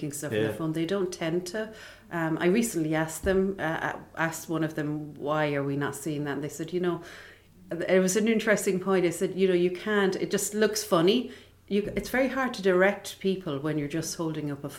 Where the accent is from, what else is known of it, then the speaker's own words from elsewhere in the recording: Limerick, Munster, Ireland; also born or lived in London; We moved to Ireland, and that I remember just coming into Limerick here to the Old Savoy and seeing Bambi is my first memory.